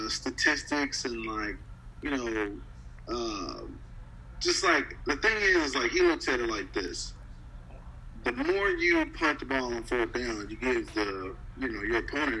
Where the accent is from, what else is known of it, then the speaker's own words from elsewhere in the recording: England, Arkansas, United States; also born or lived in Little Rock, Arkansas; I'm from England, Arkansas.